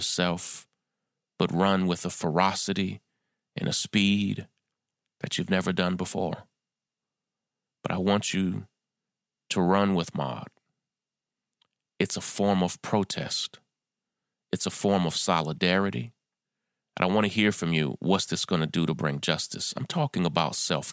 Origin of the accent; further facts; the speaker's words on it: New York, United States; my hometown of New York